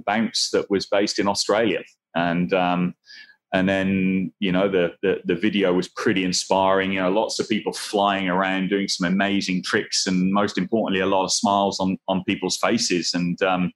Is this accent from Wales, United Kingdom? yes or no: yes; Swansea, Wales, United Kingdom; Swansea, which is my hometown.